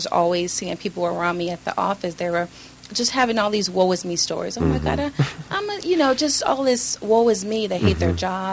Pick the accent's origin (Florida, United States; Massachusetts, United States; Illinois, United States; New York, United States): Illinois, United States; Chicago; born or raised there; moved away; also born or lived in California / Georgia